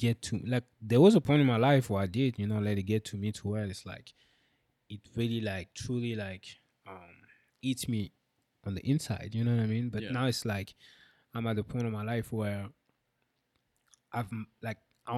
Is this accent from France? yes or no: yes; France; I'm French